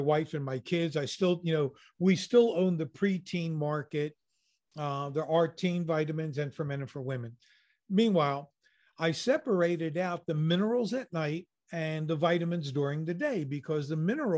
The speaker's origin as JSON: {"language": "English", "country": "United States", "said": "I'm an American"}